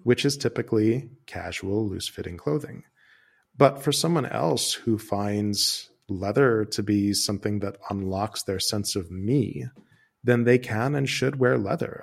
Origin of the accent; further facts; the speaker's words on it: United States; moved away as an adult; now in Amsterdam, Netherlands; I'm an American who moved to Amsterdam a couple of years ago